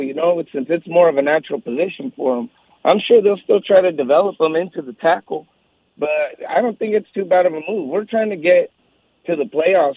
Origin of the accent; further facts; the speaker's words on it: Santa Maria, California, United States; moved away; also born or lived in Fargo; I grew up in Santa Maria, California, on the Central Coast